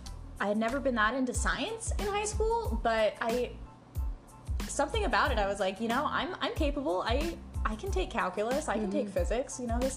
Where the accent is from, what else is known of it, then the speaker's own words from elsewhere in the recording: California, United States; moved away; I'm from California.